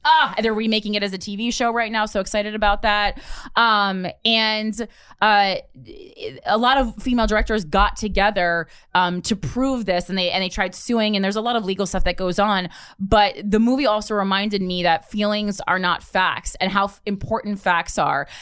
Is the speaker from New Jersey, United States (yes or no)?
yes; New Jersey, United States; I'm from New Jersey. I grew up middle class